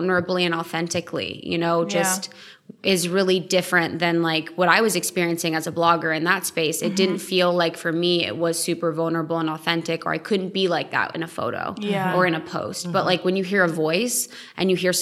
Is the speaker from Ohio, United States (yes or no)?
yes; Ohio, United States; moved away; also born or lived in Chicago / New York / Los Angeles; I'm from Ohio, so I know what it's like to grow up in a small town